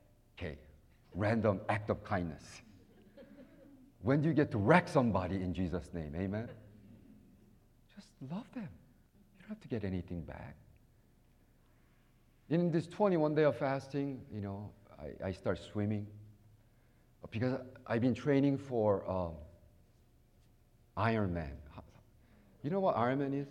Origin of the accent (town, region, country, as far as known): United States